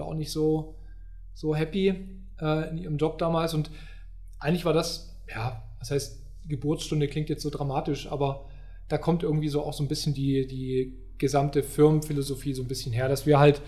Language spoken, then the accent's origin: German; Upper Lusatia, Saxony, Germany; moved away as an adult; also born or lived in Baden-Württemberg; ich komme ja äh, aus den äh, aus der guten Oberlausitz, mhm. Äh, so Dreiländereck, so das ist so meine Heimat